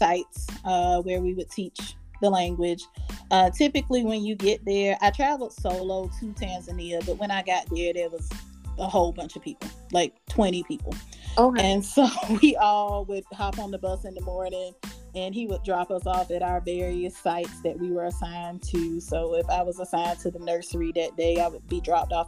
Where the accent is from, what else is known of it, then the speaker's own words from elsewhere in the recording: Earhart, South Carolina, United States; I'm from Earhart, South Carolina, very small town.